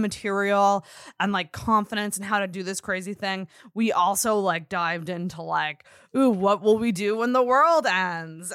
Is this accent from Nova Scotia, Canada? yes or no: yes; Antigonish, Nova Scotia, Canada; I'm from Anagonish, which is also, like, it's a small town